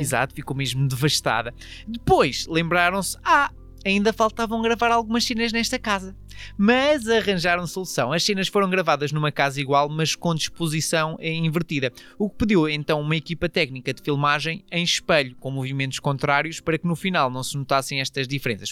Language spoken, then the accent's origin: Portuguese; Portugal; nós portugueses